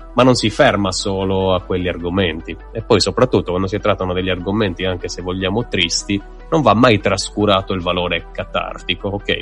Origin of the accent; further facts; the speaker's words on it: Sardinia, Italy; da sardo non da italiano